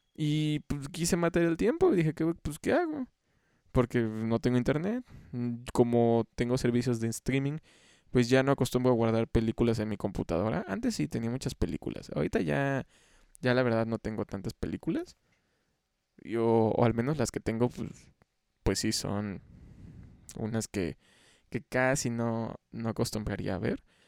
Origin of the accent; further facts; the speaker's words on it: Xalapa, Veracruz, Mexico; aquí en Jalapa, yo soy de Jalapa